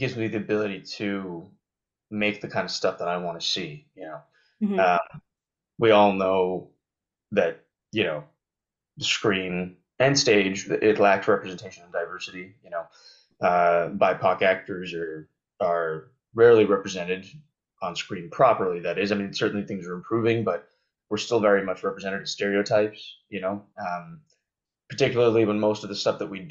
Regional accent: Banff, Alberta, Canada; also born or lived in Calgary, Alberta; I grew up in Canada. For those who don't know, I grew up in Banff, which is a very touristy spot in Canada

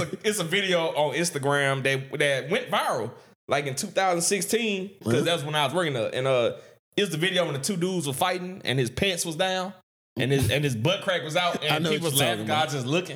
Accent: Vidalia, United States; growing up in Vidalia

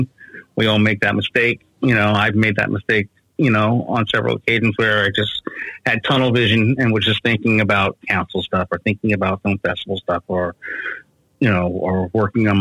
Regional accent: New York City, New York, United States; moved away; also born or lived in Brooklyn / Beacon, New York; I grew up on the Upper West Side of Manhattan.

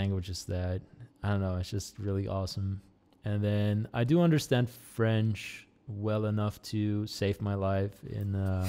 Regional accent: Netherlands; accent: Americanized; English is a second language; also born or lived in United States; Netherlands, we learn English with a British accent. But then because I've lived in America a couple of times, my accent just became very Americanized.

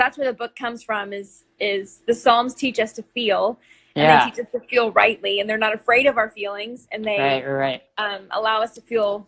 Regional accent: Dallas, Texas, United States; moved away as an adult; also born or lived in San Jose, California / Michigan; now in Arkansas, United States; I grew up in Dallas, mostly, Texas

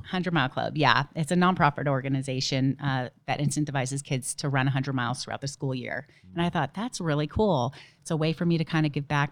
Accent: Dana Point, California, United States; also born or lived in Memphis, Tennessee; I am from Dana Point, California

